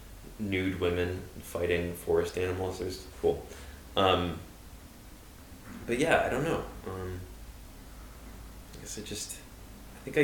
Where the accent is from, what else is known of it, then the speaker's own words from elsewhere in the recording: New York City, New York, United States; I grew up in the East Village